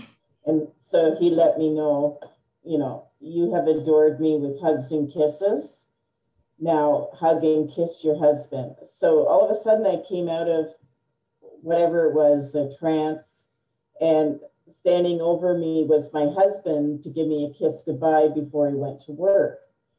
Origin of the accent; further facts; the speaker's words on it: New Brunswick, Canada; born there; So, I am Canadian. I was born in the province of New Brunswick. My father was in the Canadian Armed Forces, and we moved a lot.